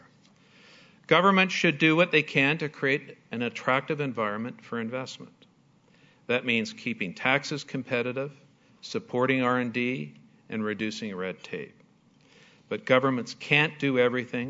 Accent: Canada; I'm a Scotia banker and I'm a Canadian

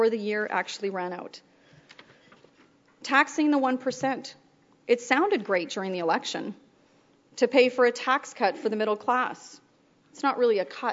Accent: Alberta, Canada; I'm from Alberta

